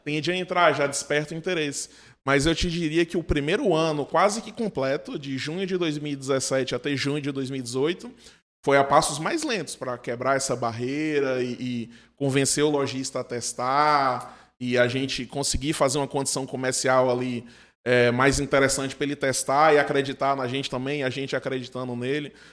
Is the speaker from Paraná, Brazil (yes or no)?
no; Livramento de Nossa Senhora, Bahia, Brazil; moved away as an adult; also born or lived in Juazeiro/Petrolina; now in Petrolina, Brazil; eu não sou daqui de Juazeiro, de Petrolina, sou de uma cidade do sudoeste da Bahia chamada Livramento de Nossa Senhora e vim para cá para estudar engenharia de produção na Univasse